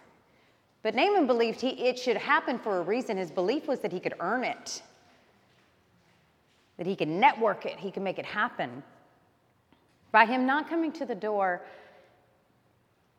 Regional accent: Alabama, United States; I grew up in Alabama

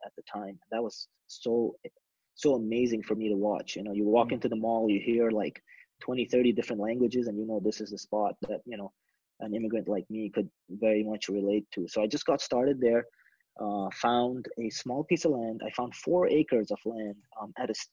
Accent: Dubai, United Arab Emirates; English is a second language; moved away as an adult; now in United States; I'm from Dubai.

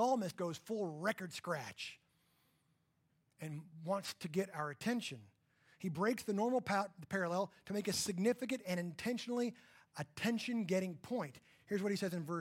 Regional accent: Texas panhandle, United States; I grew up in the Texas panhandle, where we had about 100 cows for every human

